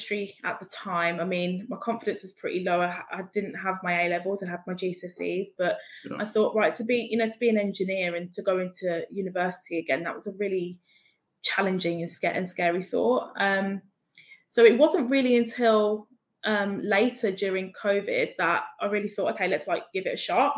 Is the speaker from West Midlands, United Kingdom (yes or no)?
yes; Birmingham, West Midlands, United Kingdom; moved away; I'm from Birmingham originally.